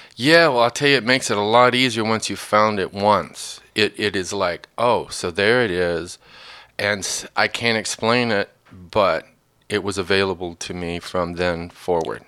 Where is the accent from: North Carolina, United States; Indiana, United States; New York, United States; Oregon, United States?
Indiana, United States; northern; moved away; also born or lived in Kentucky; I grew up in northern Indiana early on. Well, born in Kentucky, Kentucky family for the last hundred and fifty years